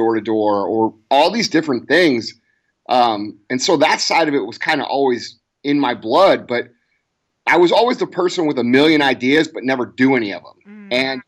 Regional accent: St. Louis, Missouri, United States; I grew up in St. Louis, Missouri, right outside St. Louis. And, I still live here

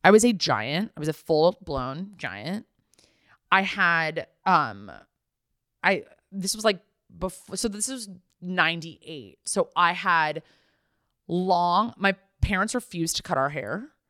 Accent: the San Fernando Valley, California, United States; growing up in the Valley

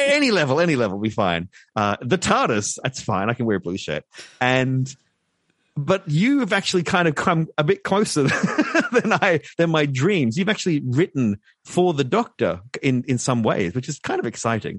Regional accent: Brisbane, Queensland, Australia; my hometown of Brisbane, Queensland

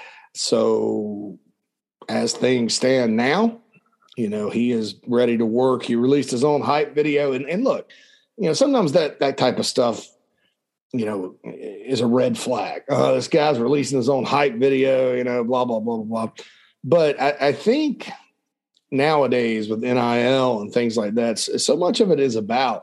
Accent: Spartanburg, South Carolina, United States; moved away; my hometown of Spartanburg, South Carolina.

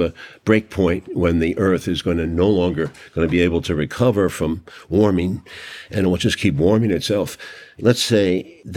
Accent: New York City, New York, United States; I was raised that way in New York City by my father

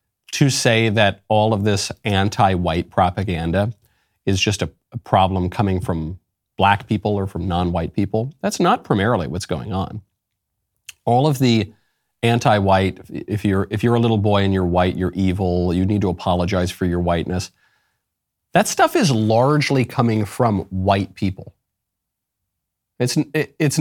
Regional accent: Northeast, United States; moved away; I'm from the Northeast

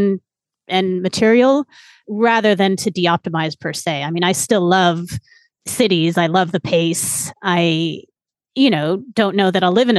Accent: San Francisco, California, United States; moved away as an adult; I grew up in San Francisco

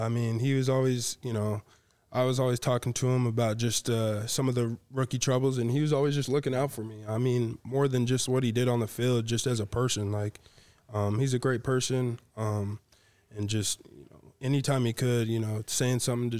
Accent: Utah, United States; Like I'm from Southern Utah.

